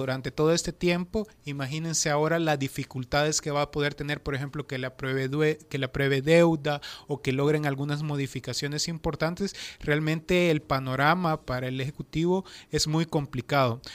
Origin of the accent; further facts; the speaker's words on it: Nahuizalco, Sonsonate, El Salvador; yo soy de Nahuizalco